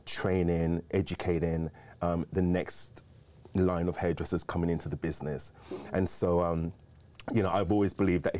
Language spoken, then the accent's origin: English; London, United Kingdom; moved away as an adult; now in California, United States; I'm originally from London and been here for the last 32 years.